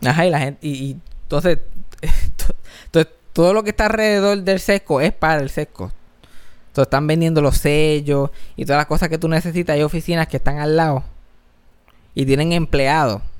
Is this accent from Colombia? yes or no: no; Puerto Rico